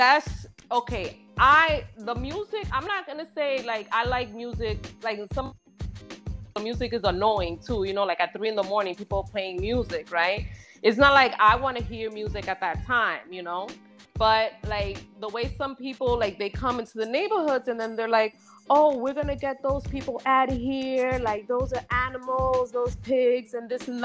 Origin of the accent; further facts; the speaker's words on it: New York City, New York, United States; also born or lived in the Bronx; I'm originally from Inwood. I moved to the Bronx for 7 years